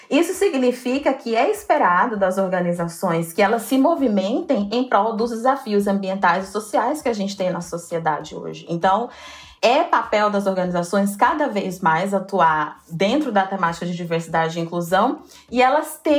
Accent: Goiânia, Goiás, Brazil; now in São Paulo, Brazil; eu sou de Goiânia, moro atualmente em São Paulo, vim para São Paulo em 2017.

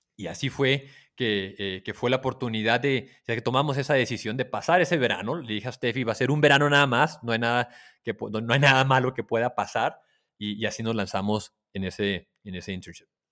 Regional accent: Tijuana, Baja California, Mexico; moved away as an adult; also born or lived in New York / Palo Alto; crecí en Tijuana y muy cercano a San Diego

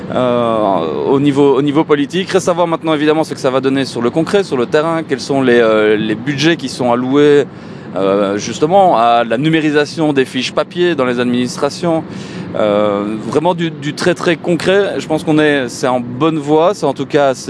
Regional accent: Belgium; chez nous en Belgique

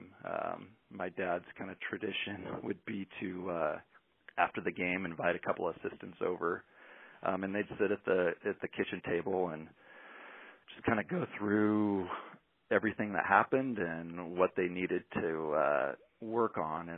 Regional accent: Cottage Grove, Oregon, United States; also born or lived in Ashland, Oregon / Corvallis, Oregon; I grew up in Cottage Grove and played basketball in high school

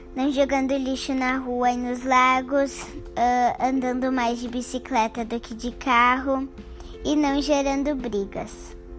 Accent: Bento Gonçalves, Rio Grande do Sul, Brazil; also born or lived in Porto Alegre; estudo no Colégio Marista Aparecido em Bento Gonçalves, mas eu nasci em Porto Alegre

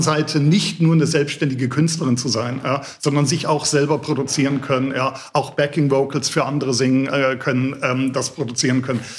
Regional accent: Bavarian Forest, Germany; moved away; aus dem Bayerischen Wald, also Südostbayern, wo ich herstamme

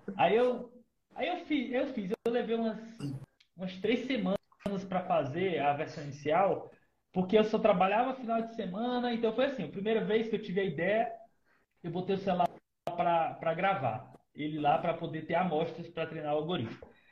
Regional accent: Ceará, Brazil; eu sou do Ceará

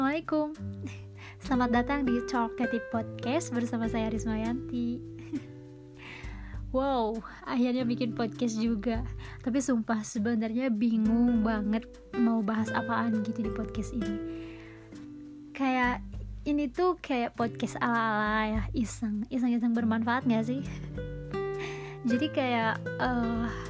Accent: West Java, Indonesia; accent: Sundanese; logat-, logat-logat Sundanya masih kebawa karena aku orang Sunda

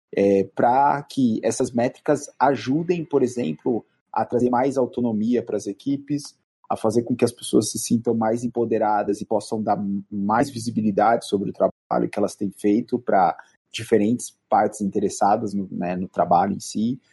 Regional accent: Bauru, São Paulo, Brazil; sou de Bauru, né? Originário de Bauru

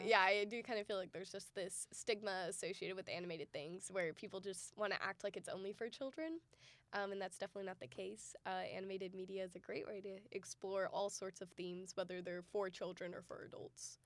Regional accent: Dallas, Texas, United States; also born or lived in Austin, Texas; I was born and raised in um, the Dallas area, or I was born in Austin actually, but of Texas, of the United States

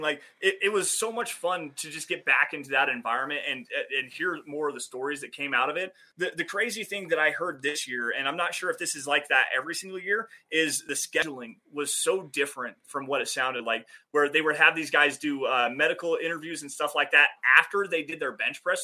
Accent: Wyoming, United States; my home state of Wyoming

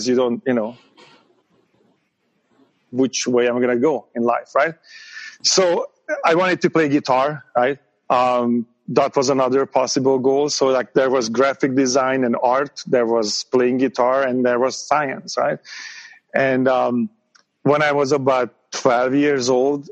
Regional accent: Hungary; English is a second language; moved away as an adult; now in United States; I grew up in Hungary, you know, at the time this was still a communist country.

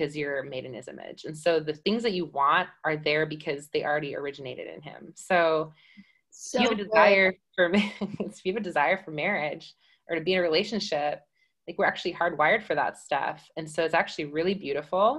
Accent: Wisconsin, United States; also born or lived in Ohio; now in Reading; I'm originally from Wisconsin, but moved here from Ohio. So I'm a Midwest girl at heart.

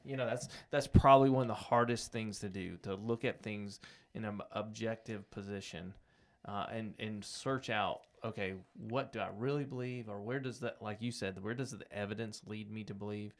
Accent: United States; I grew up in America

